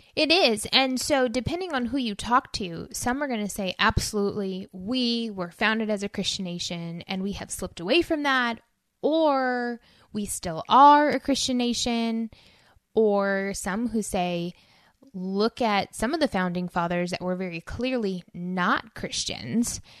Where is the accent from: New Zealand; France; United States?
United States; our identity as people, as American citizens